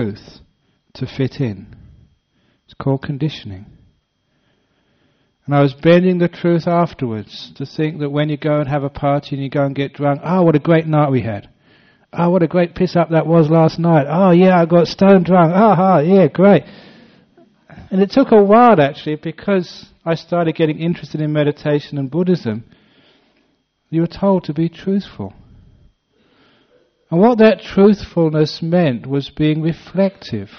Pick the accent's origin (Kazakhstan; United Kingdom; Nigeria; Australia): United Kingdom; London; moved away; my old places where I grew up in West London